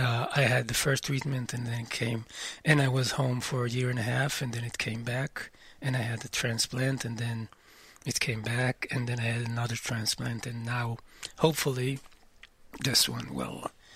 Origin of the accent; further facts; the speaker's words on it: Amir, Northern District, Israel; Well, I'm not from Kiryat Shmona. I'm from a kibbutz next to Kiryat Shmona. What's it called? Amir, and I've been living there for all my life.